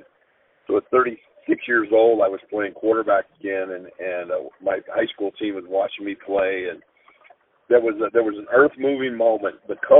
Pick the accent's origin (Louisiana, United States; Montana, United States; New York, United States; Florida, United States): Montana, United States; Great Falls; now in Idaho, United States; I was born in Great Falls, Montana.